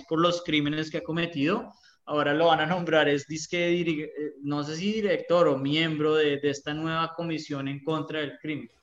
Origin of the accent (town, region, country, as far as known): Colombia